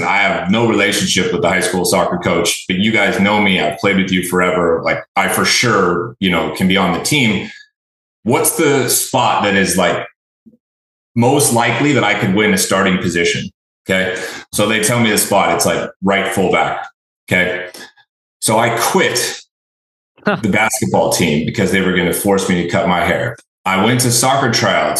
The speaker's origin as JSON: {"language": "English", "town": "Chico", "region": "California", "country": "United States", "tie": "born or raised there", "moved": "yes", "lives_now": "Austin, United States", "said": "I actually grew up in a small town called Chico, California, Northern California"}